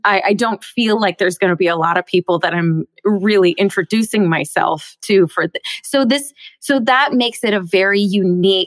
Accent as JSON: {"language": "English", "town": "Bellevue", "region": "Washington", "country": "United States", "tie": "born or raised there", "said": "just outside of Seattle in Bellevue, Washington"}